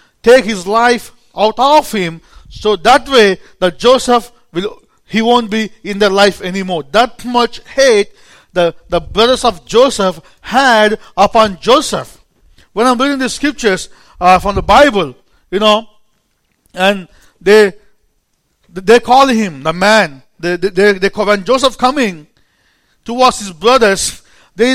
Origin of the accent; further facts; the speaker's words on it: India; accent: Indian; English is a second language; moved away; an Indian preacher